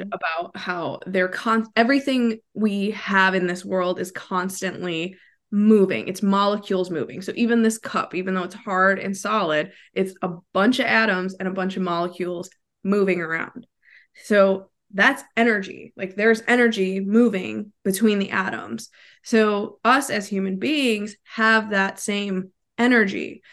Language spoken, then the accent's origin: English; Wisconsin, United States; moved away as an adult; now in Florida, United States; I'm originally from Wisconsin, so I'm a Midwest girl at heart, but I currently live in Florida